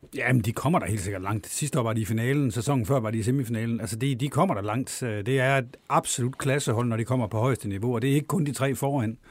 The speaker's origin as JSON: {"language": "Danish", "region": "Jutland", "country": "Denmark", "tie": "born or raised there", "moved": "as an adult", "lives_now": "Copenhagen, Denmark", "said": "jeg er sådan født jøde, men lige så meget københavner i dag"}